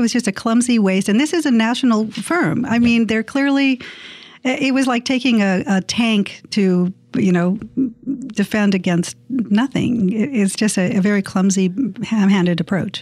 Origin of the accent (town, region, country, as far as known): San Diego, California, United States; born or raised there